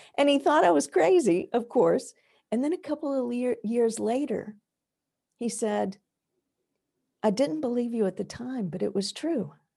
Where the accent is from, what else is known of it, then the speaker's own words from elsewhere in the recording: the American South, United States; now in New England, United States; I did not grow up in New England, which is where I live now. I grew up in the American South